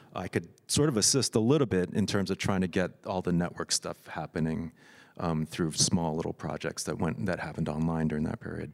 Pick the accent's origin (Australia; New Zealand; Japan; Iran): Japan; Tokyo; I grew up in Tokyo